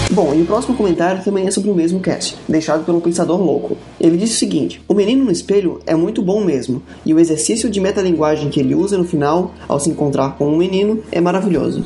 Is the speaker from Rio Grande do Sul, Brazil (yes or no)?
no; Florianópolis, Santa Catarina, Brazil; accent: acelerado de Floripa; o nosso sotaque é, acelerado de Floripa